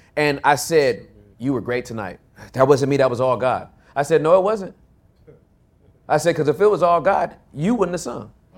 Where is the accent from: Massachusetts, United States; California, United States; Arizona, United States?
California, United States; moved away as an adult; now in Texas, United States; I'm from California